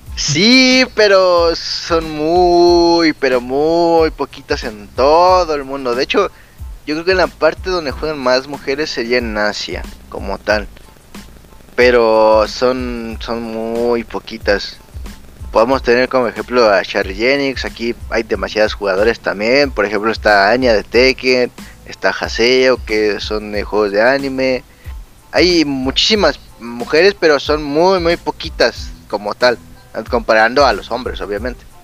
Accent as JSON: {"language": "Spanish", "country": "Mexico"}